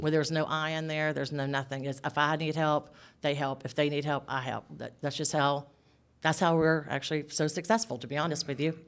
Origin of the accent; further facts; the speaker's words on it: south Georgia, United States; now in Northeast Georgia, United States; I was actually born and raised in Bonnie, or Georgia